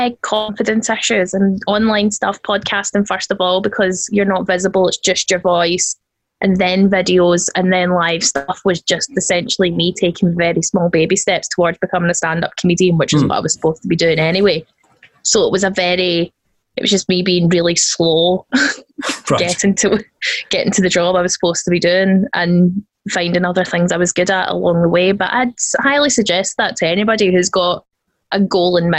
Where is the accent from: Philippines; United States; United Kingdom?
United Kingdom; Scotland; I am Scottish